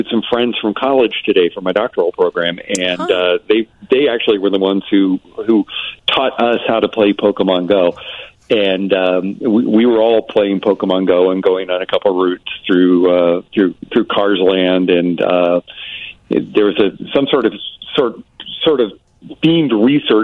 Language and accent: English; Alabama, United States; I'm from Alabama